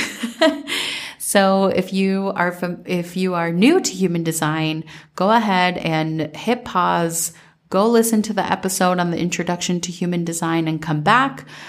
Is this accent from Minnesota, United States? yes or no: yes; Minnesota, United States; growing up in Minnesota